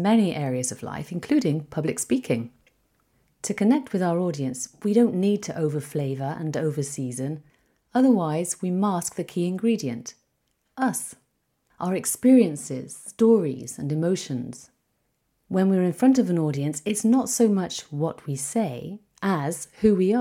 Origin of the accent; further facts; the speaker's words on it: United Kingdom; moved away as an adult; also born or lived in Izumi, Kagoshima, Japan; Having grown up in the UK, where we put sauce on everything